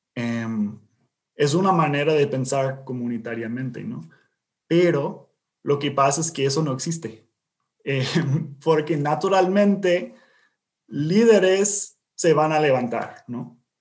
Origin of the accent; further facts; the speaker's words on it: Indiana, United States; Spanish is a second language; also born or lived in US–Mexico border; yo soy de aquí, de Indiana, pero viví eh, muchos años en, la frontera de entre Estados Unidos y México.